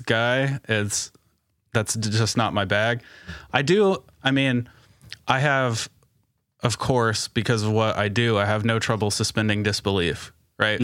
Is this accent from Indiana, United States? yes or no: yes; Indiana, United States; I'm from Indiana